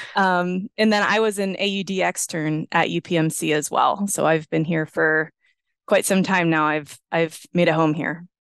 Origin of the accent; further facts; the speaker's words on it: Johnstown, Pennsylvania, United States; now in Pittsburgh, United States; I grew up in Johnstown, Pennsylvania